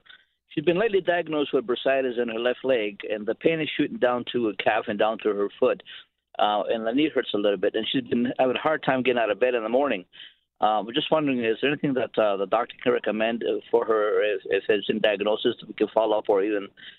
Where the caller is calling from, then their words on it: Lindsay, Ontario, Canada; We come from Lindsay, Ontario. We live in Lindsay, Ontario.